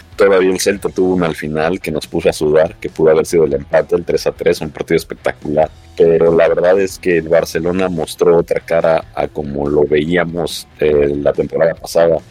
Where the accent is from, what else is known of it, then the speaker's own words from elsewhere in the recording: Mexico; como mexicano yo